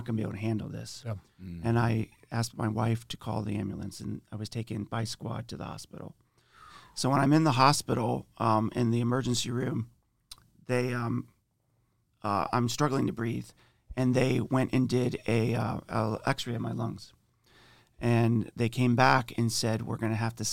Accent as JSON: {"language": "English", "region": "Ohio", "country": "United States", "moved": "as an adult", "lives_now": "Indiana, United States", "said": "We've been in Indiana for probably 5 or 6 years, but I'm originally from Ohio"}